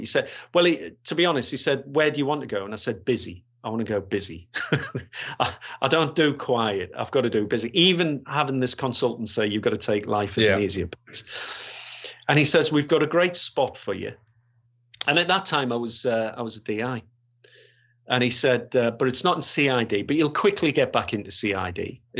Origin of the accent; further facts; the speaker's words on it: Yorkshire and the Humber, United Kingdom; because I come from West Yorkshire following the riots there